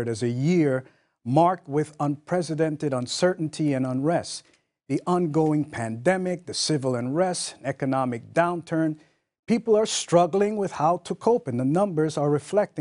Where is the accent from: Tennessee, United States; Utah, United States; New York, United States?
New York, United States; also born or lived in Jamaica; I grew up in New York